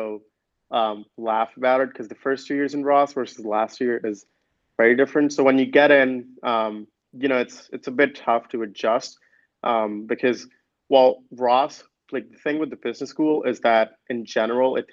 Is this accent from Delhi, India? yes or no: yes; Delhi, India; moved away as an adult; also born or lived in Michigan; coming from Delhi.